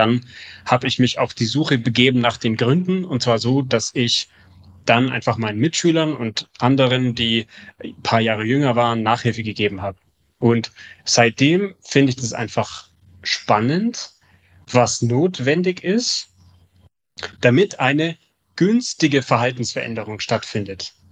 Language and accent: German; Munich, Bavaria, Germany; now in Hamburg, Germany; in Hamburg sehen die Fahrradwege anders aus als in München, wo ich herkomme.